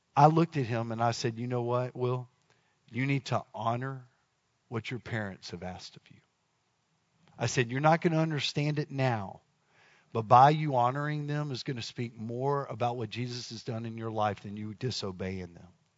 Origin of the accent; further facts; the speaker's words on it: Dallas, Texas, United States; moved away; I'm from Dallas